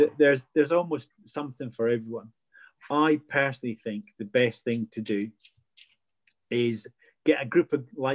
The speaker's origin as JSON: {"language": "English", "region": "Scotland", "country": "United Kingdom", "said": "I'm Scottish, so I've got a massive background in fairy lore and folklore"}